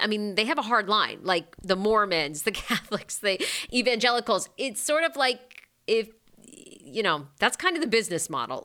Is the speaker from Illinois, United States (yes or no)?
no; Maine, United States; I grew up in Maine, which oddly was not very diverse